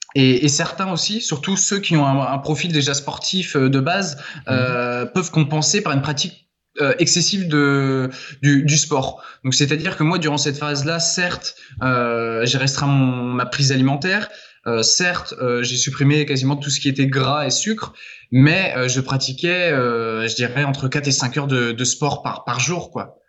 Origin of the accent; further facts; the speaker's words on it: Laval, Pays de la Loire, France; moved away as an adult; also born or lived in Angers / Argentina; je suis de Laval à la base